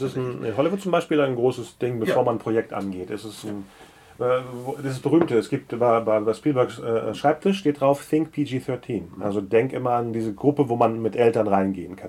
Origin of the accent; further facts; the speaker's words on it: Bielefeld, North Rhine-Westphalia, Germany; now in Hamburg, Germany; ich bin ja eigentlich Bielefelder